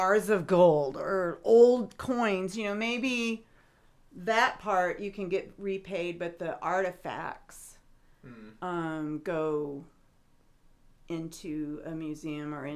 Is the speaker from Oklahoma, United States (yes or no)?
no; Iowa, United States; I grew up in Iowa